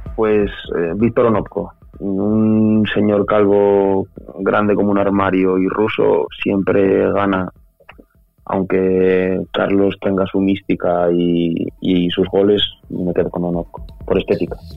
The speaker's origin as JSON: {"language": "Spanish", "town": "Oviedo", "region": "Asturias", "country": "Spain", "also_born_or_lived": "Salamanca", "said": "yo soy de Oviedo"}